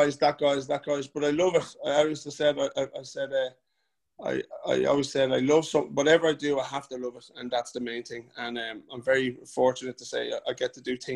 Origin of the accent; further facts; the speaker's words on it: Bray, Leinster, Ireland; But I love where I'm from. I love Bray. I'm born and bred in Bray